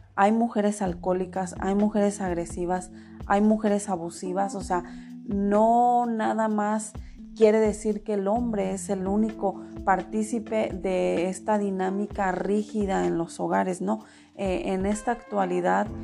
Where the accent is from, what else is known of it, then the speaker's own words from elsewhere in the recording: Mexico; porque yo soy mexicana